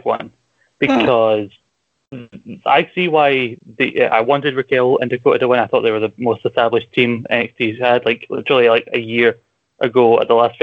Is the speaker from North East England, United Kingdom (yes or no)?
no; Scotland, United Kingdom; accent: Scottish